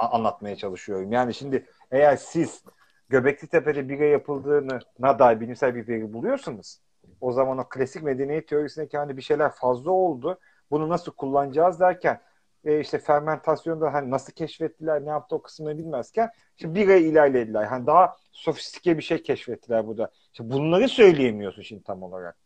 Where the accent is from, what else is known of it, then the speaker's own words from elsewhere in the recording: Pazar, Rize Province, Turkey; ben de Rizeliyim. Atinalıyız işte. Pazarlıyız.